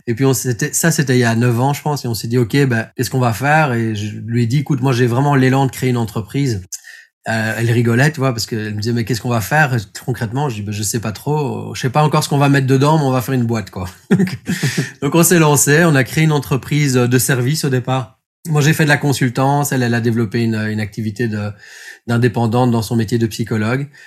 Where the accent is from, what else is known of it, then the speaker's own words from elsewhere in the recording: Belgium; also born or lived in Brussels; Moi, je suis belge, donc j'habite à Bruxelles